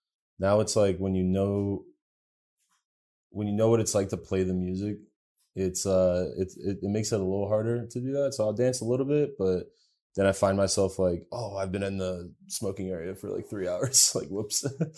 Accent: United States; also born or lived in Bulgaria; Yeah, I grew up in the States.

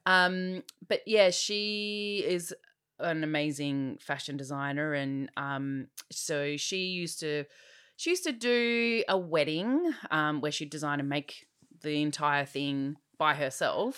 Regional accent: Diamond Creek, Victoria, Australia; I grew up in Diamond Creek

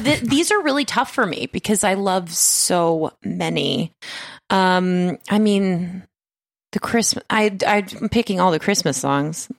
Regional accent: Las Vegas, Nevada, United States; I'm from Las Vegas. We're we're from Las Vegas

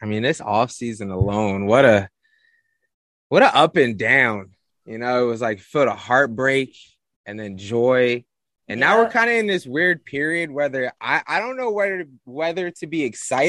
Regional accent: Philadelphia, Pennsylvania, United States; I also grew up in North, you know, around North Philly, near HP Hunter Park. I went to school down in a little gentrified Northern Liberties

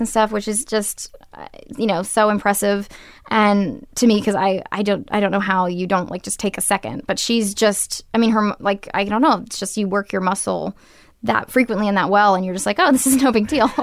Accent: Portland, Maine, United States; now in California, United States; I grew up in Maine, and I wanted to be an actress

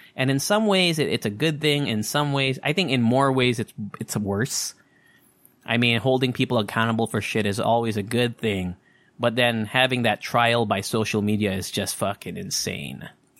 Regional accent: Anchorage, Alaska, United States; born there; But I'm an Eskimo baby. I was born in Anchorage, Alaska.

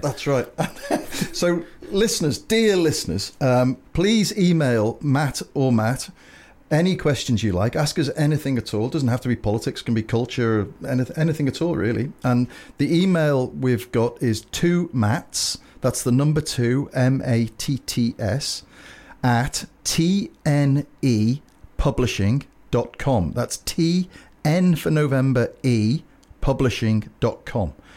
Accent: Liverpool, North West England, United Kingdom; I'm from Liverpool

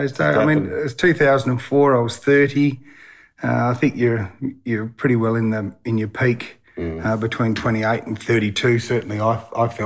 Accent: Bunbury, Western Australia, Australia; born or raised there; also born or lived in Kimberley, Western Australia

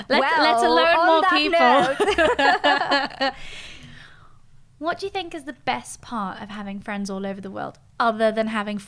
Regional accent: Geneva, Switzerland; moved away as an adult; now in London, United Kingdom; I grew up in Geneva and I left Geneva when I was 18.

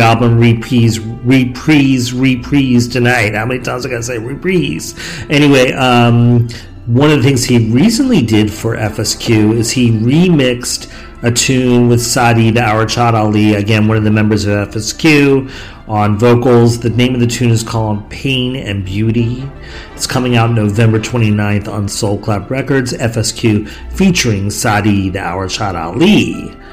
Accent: Philadelphia, Pennsylvania, United States; Rob Payne and Rich Medina, two Philadelphia staples, like myself

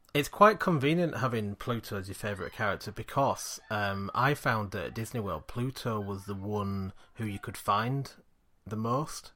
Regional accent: Yorkshire and the Humber, United Kingdom; we're from Yorkshire

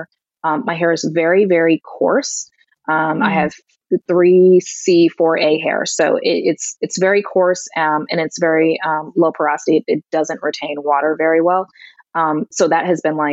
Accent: Connecticut, United States; my home state in Connecticut

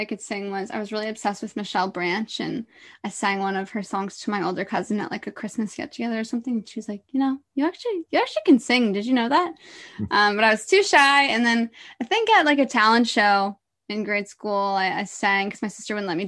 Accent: Orillia, Ontario, Canada; moved away as an adult; also born or lived in Toronto / Whistler / Vancouver; I was born in Toronto, but before I was even one, I grew up in Orillia.

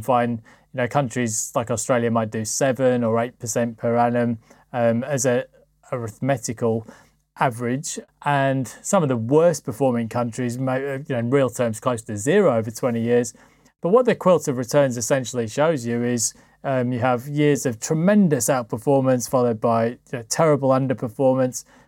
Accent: United Kingdom; for me as a Brit

